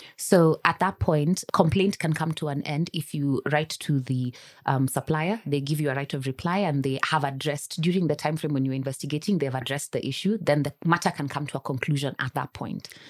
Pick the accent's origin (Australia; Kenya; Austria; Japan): Kenya; I am a Kenyan citizen